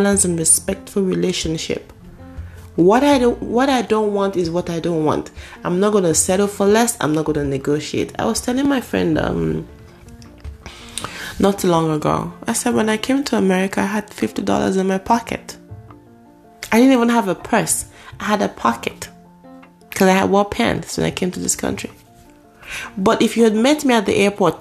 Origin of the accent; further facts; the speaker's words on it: Nigeria; moved away as an adult; now in United States; I was coming from Nigeria for the very first time. I was new. But you couldn't tell, apart from my accent, you could not tell.